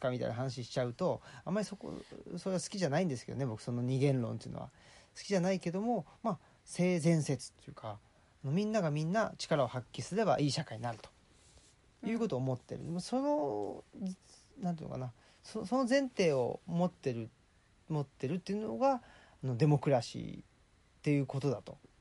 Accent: Saitama, Japan; 埼玉っ子っていうことですけど

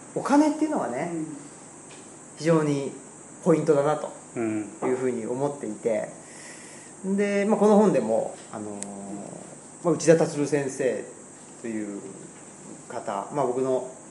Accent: Saitama, Japan; moved away as an adult; now in Higashiyoshino, Japan; 僕は埼玉県出身ででして今は奈良県の東吉野村っていうところにあの、まあ、いわゆる移住っていうんですかね、今流行りのワードで言うと3年前に移住しまして

